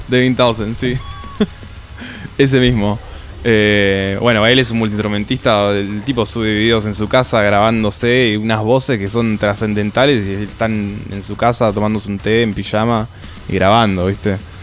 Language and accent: Spanish; Neuquén, Argentina; De Neuquén, soy de Neuquén Capital.